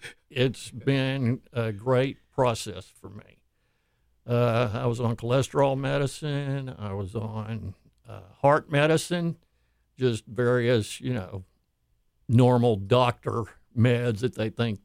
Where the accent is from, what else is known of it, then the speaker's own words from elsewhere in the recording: Houston, Texas, United States; I grew up here in Houston, moved here in 1959.